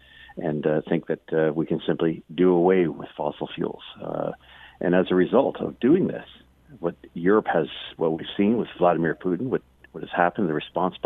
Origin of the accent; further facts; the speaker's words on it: Canada; for me as a Canadian